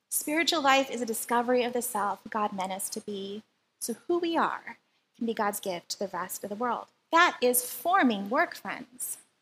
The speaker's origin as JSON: {"language": "English", "country": "Philippines", "tie": "born or raised there", "moved": "yes", "lives_now": "Hawaii, United States", "said": "where I grew up in the Philippines"}